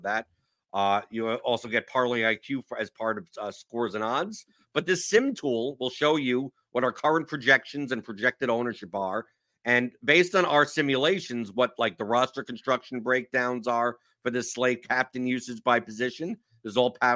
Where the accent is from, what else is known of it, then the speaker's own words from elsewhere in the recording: New York, United States; now in Louisville, United States; I'm from New York, so I'm used to cold